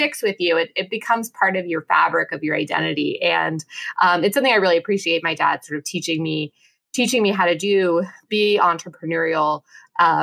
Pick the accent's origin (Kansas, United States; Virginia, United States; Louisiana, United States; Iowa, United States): Kansas, United States; I'm from Kansas